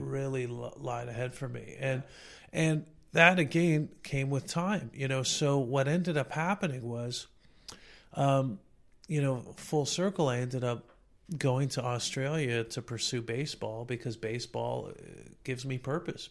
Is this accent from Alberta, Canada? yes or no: no; Toronto, Ontario, Canada; I was born and raised in Toronto